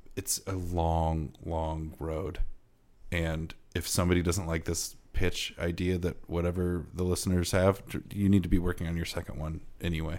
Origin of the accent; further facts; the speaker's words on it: Iowa, United States; I'm from Iowa and Midwestern